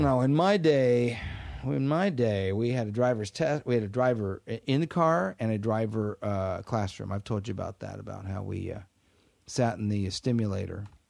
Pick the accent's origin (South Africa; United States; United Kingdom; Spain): United States; Washington; moved away as an adult; growing up in Washington State